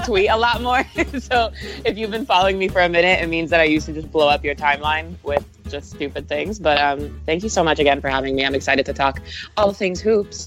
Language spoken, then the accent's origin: English; Bay Area, California, United States; also born or lived in Israel; I grew up in the Bay Area